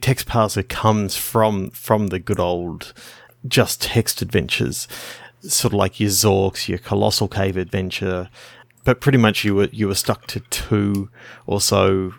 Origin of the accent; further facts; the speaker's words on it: Australia; Being an Australian